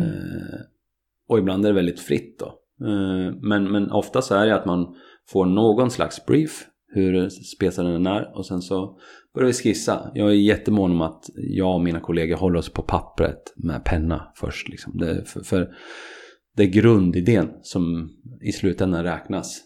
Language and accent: Swedish; Katrineholm, Södermanland, Sweden; jag och Tommy vi är goda barndomsvänner från Katrineholm.